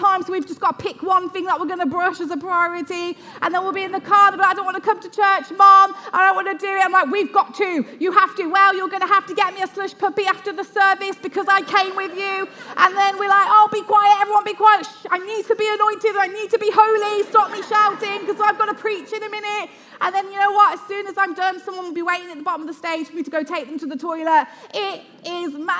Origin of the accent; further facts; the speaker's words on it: Luton, East of England, United Kingdom; I'm from Luton